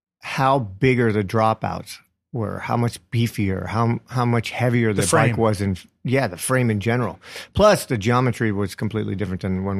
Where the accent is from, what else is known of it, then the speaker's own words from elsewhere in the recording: Pottsville, Pennsylvania, United States; now in New York, United States; Just outside of a little town called Pottsville, home of Yuengling Brewery.